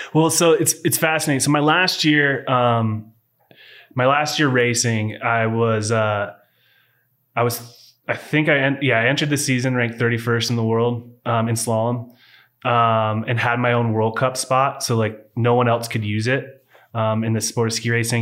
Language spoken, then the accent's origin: English; Walla Walla, Washington, United States; moved away; I was born in Walla Walla, Washington, before it was wine country